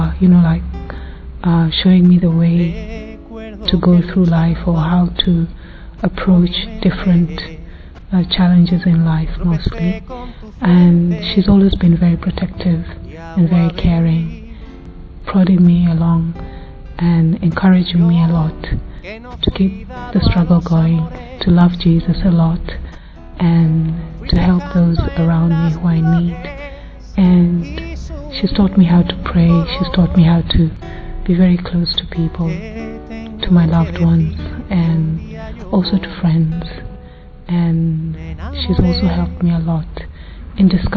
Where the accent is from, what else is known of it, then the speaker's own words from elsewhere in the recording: Kenya; I'm from Kenya